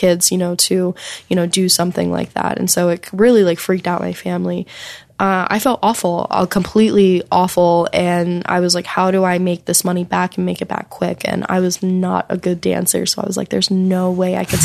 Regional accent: the South, United States; growing up in the South

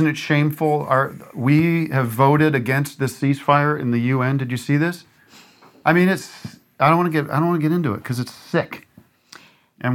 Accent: Allentown, Pennsylvania, United States; my hometown theater, where I did a lot of theater as a kid, the 19th Street Theater, was also called Civic Theater of Allentown.

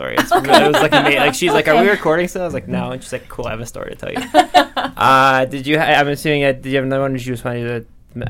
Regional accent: Lorain, Ohio, United States; My hometown.

